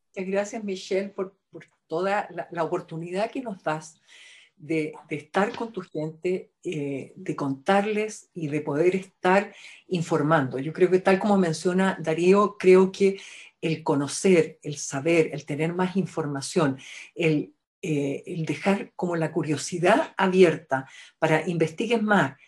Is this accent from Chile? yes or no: yes; Chile; somos fonoaudiólogas chilenas